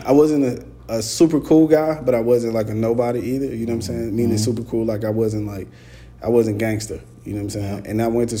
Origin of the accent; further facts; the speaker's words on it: Atlanta, Georgia, United States; Yeah, I'm from Atlanta. I'm from the west side of Atlanta. I grew up across the street from Morehouse.